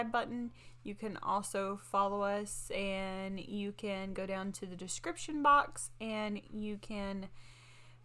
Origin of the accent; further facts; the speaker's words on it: United States; we're not from Florence, but we grew up basically right down the road